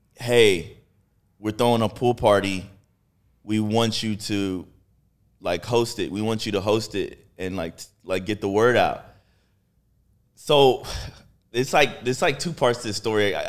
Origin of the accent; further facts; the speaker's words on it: Houston, Texas, United States; I'm from Texas. I'm actually from Texas